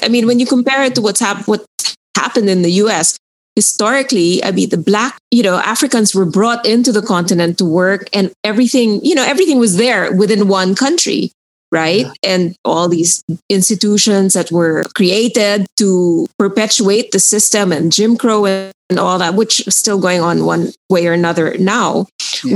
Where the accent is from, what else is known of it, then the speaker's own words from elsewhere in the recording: Philippines; I was born in the Philippines